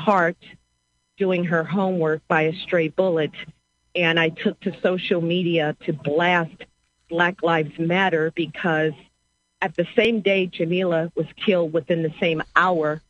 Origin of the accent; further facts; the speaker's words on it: St. Louis, Missouri, United States; I was born and raised in St. Louis